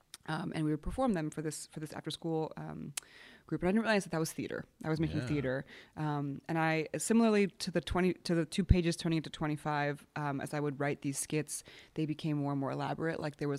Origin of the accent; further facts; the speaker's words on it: Poland; I grew up, I was born in Poland, and my grandfather was a painter, but to be a painter in Poland under communism was a very specific.